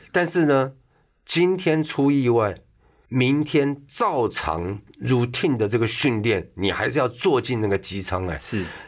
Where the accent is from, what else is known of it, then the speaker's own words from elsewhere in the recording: Taipei, Taiwan; also born or lived in Taichung; 我幼稚园是台北立联幼稚园，嗯。台北立联小学，嗯。台中味道中学， 全部都私立学校